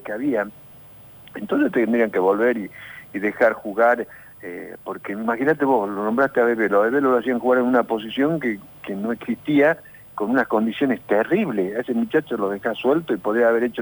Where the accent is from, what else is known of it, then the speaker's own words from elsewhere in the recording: Argentina; also born or lived in Córdoba, Argentina; yo preferí quedarme acá porque estaba en mi país